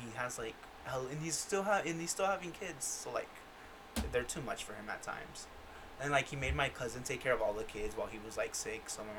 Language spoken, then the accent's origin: English; Yakima, Washington, United States; born there; Yeah, I was born in Washington. Fun fact, I was born in Yakima, Washington.